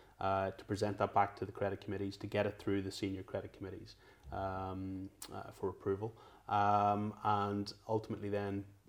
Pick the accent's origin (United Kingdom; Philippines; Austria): United Kingdom; Northern Ireland; moved away as an adult; now in London, United Kingdom; growing up in Northern Ireland, we're generally one of two religions